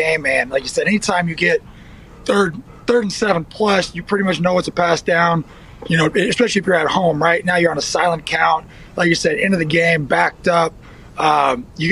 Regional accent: Northern California, United States; also born or lived in Texas; I was born in Texas, but I grew up in like Northern California

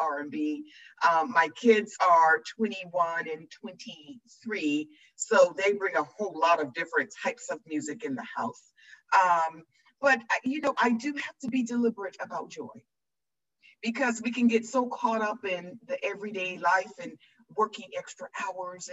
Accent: Metro Atlanta, Georgia, United States; I grew up in Metro, Georgia, and I was raised by my grandparents

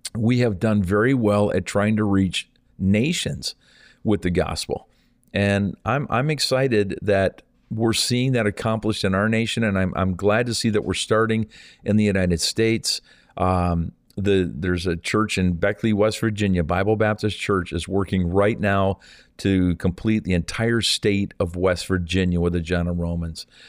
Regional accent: Canada; also born or lived in St. Thomas, Ontario; our country is so vast

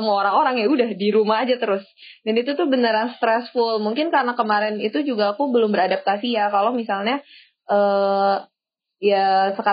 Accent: Aceh, Indonesia; born there; aku sebenarnya bukan orang Aceh ya, aku cuma numpang lahir doang.

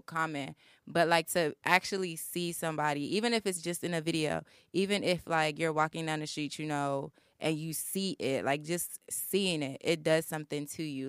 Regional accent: Baltimore, Maryland, United States; moved away as an adult; I'm from Baltimore

